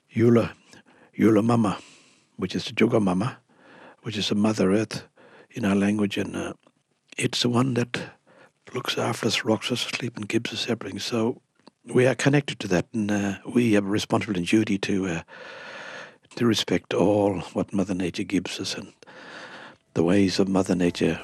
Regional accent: Elliott, Northern Territory, Australia; first language Mudburra; English is a second language; I'm from Elliott

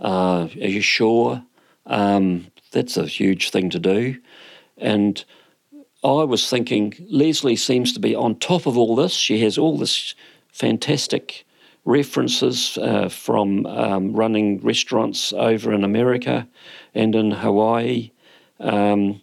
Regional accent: New Zealand; I am a Kiwi fellow who has had lots of jobs

